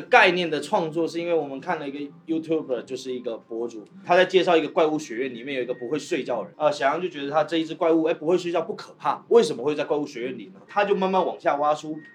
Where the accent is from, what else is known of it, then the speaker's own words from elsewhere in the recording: Taiwan; also born or lived in Shantou; now in Guangzhou, China; 我不是大陆人，我是个台湾人对。其实我在台湾学习的，呃，戏剧体系